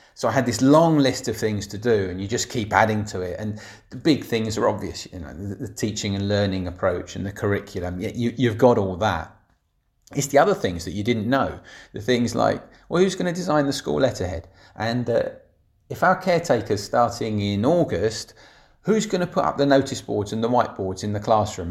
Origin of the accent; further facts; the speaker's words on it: Barnet, London, United Kingdom; moved away as an adult; I grew up in Barnet, in the local authority